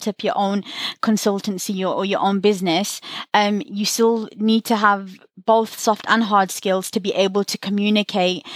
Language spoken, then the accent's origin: English; Birmingham, West Midlands, United Kingdom; I'm from Birmingham